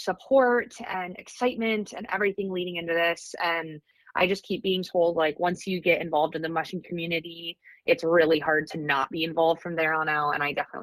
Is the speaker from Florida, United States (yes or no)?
no; Fairbanks, Alaska, United States; I am born and raised in Fairbanks, Alaska